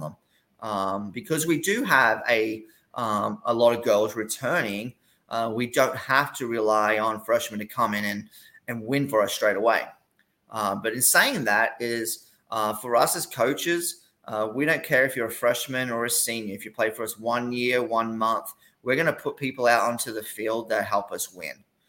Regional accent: Gold Coast, Queensland, Australia; moved away as an adult; also born or lived in Tennessee / Iowa / Kansas; now in Corpus Christi, United States; I'm from the Gold Coast, which is about 40 minutes south of Brisbane

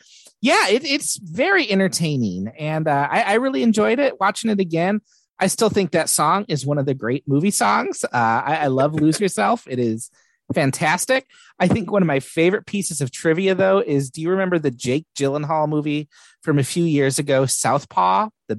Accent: Warren, Michigan, United States; So I grew up in Warren, probably about 2 miles from where Eminem grew up, and about a mile from where they filmed a lot of the movie.

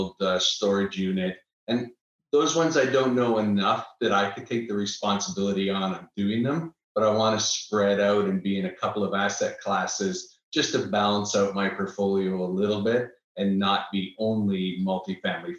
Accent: Niagara Falls, Ontario, Canada; now in Austin, United States; I'm originally from Niagara Falls, Canada

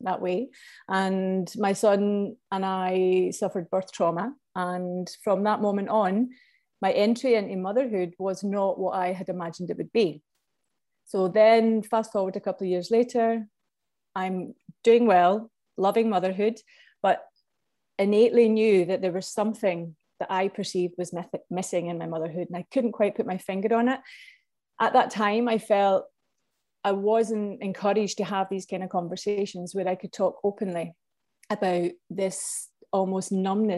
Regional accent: Scotland, United Kingdom; moved away as an adult; also born or lived in Vietnam; now in Ireland; I'm from Scotland, and I've lived in Ireland now since 15 years almost

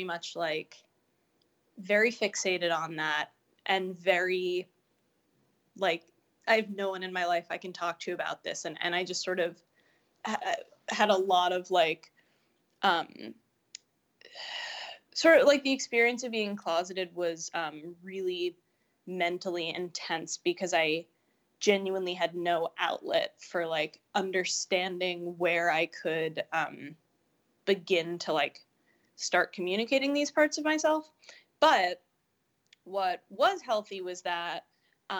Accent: New York City, New York, United States; I grew up in Greenwich Village, which is like the gayest neighborhood in New York City

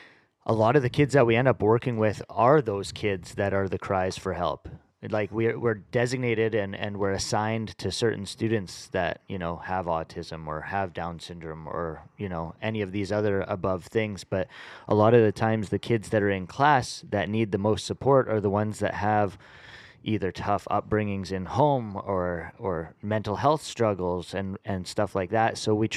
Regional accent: Vancouver, British Columbia, Canada; I grew up in East Vancouver, Southeast Vancouver.

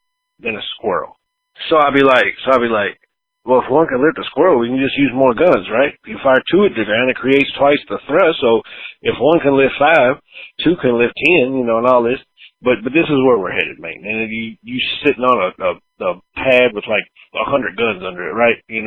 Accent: the South, United States; growing up in the South

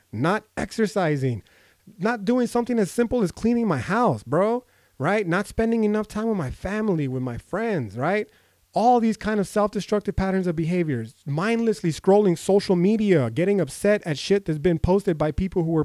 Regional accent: United States; I'm fucking American. I'm a brown person.

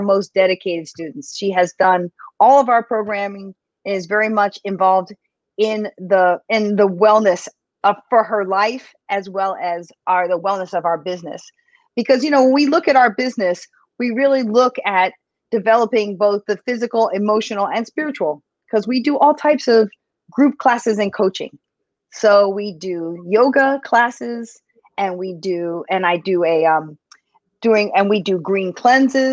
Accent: Philadelphia, Pennsylvania, United States; now in New York City, United States; I was actually born in Philadelphia, but I am currently, and I'd have to say, since I've lived here over 30 years, I'm from New York City

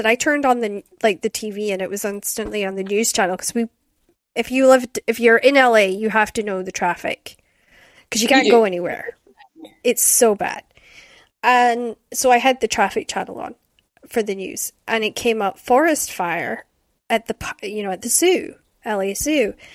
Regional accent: Scotland, United Kingdom; also born or lived in Aberdeen / Shetland; growing up in Scotland

